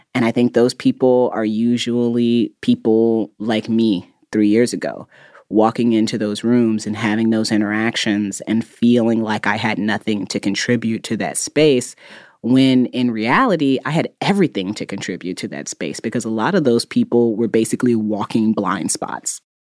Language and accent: English; Indiana, United States; I grew up in Indiana where the cost of living is actually pretty low.